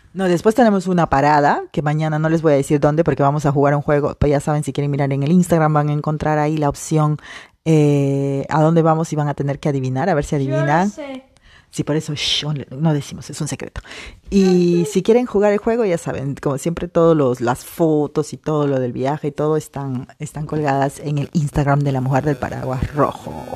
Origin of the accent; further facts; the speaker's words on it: Peru; moved away; algo así que diríamos en Perú, ¿no? En mi país